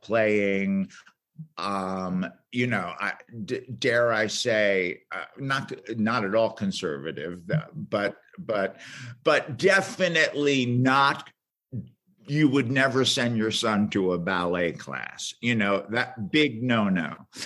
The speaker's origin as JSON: {"language": "English", "region": "New York", "country": "United States", "also_born_or_lived": "Boston / Chicago", "moved": "as an adult", "said": "I'm from New York. I'm an East Coast guy and originally."}